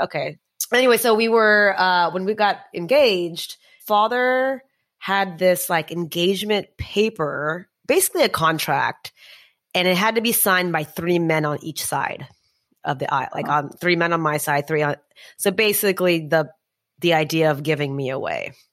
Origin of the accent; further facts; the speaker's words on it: Texas, United States; also born or lived in New York area; now in New York, United States; I grew up in Texas